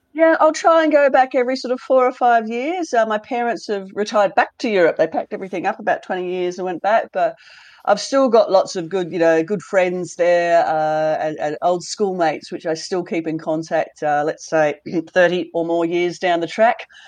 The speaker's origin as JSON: {"language": "English", "town": "Launceston", "region": "Tasmania", "country": "Australia", "tie": "born or raised there", "also_born_or_lived": "Western Australia", "moved": "yes", "said": "growing up in Tasmania was fantastic. I was in Launceston up north"}